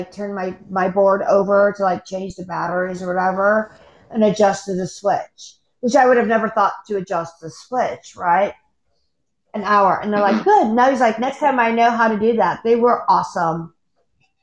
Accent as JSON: {"language": "English", "country": "United States", "said": "I'm American"}